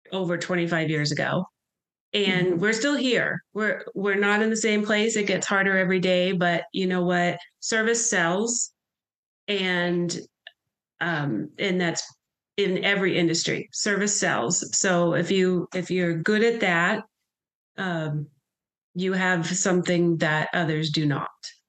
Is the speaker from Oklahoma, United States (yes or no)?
no; Pittsburgh, Pennsylvania, United States; moved away; I grew up in Pittsburgh, Pennsylvania.